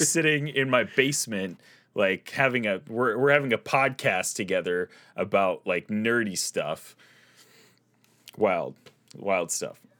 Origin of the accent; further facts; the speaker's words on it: Midwest, United States; accent: Midwestern; my Midwestern accent